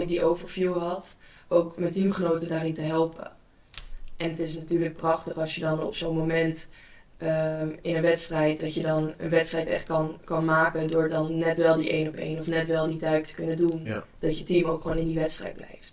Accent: Amsterdam area, North Holland, Netherlands; also born or lived in Belgium; in de regio waar ik vandaan kom, Amsterdam en omstreken, dan zijn we nogal direct

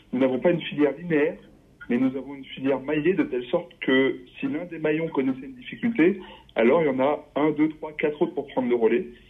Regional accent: Voreppe, Isère, Auvergne-Rhône-Alpes, France; now in Romans-sur-Isère, France; J'ai grandi à Vorette, en Isère

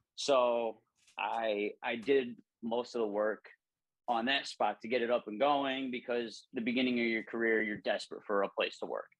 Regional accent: Northwest Ohio, United States; moved away as an adult; also born or lived in Illinois; Northwest in- Ohio, yeah. about forty five minutes south of Toledo, and then that, that's where I grew up

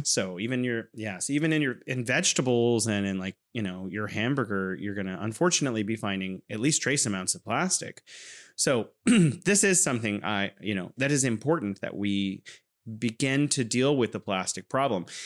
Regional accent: California, United States; now in Wuhan, China

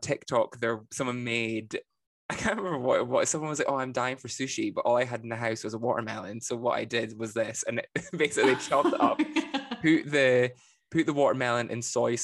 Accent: Scotland, United Kingdom; us Scots

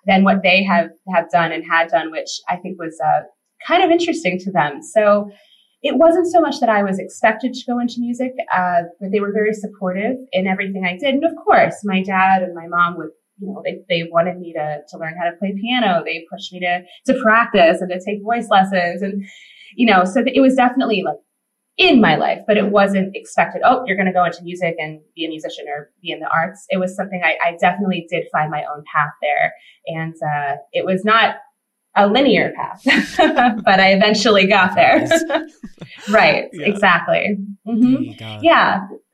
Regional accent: Pocono Mountains, Pennsylvania, United States; I grew up in Pennsylvania. I grew up in the Pocono Mountains

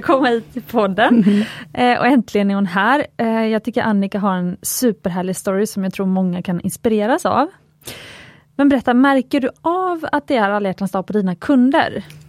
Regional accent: Gothenburg, Västra Götaland, Sweden; jag är göteborgare

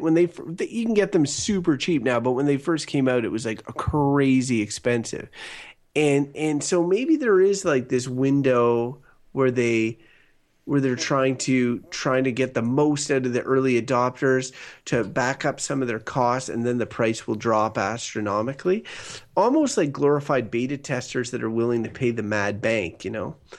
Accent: Canada; we're Canadian

